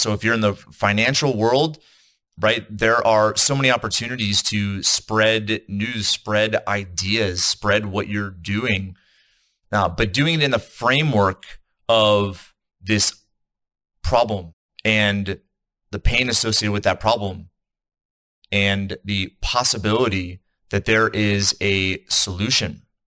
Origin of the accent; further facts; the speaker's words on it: East Coast, United States; now in Salt Lake City, United States; I'm in the United States. I'm in Utah. I'm in Salt Lake City. I'm from the East Coast.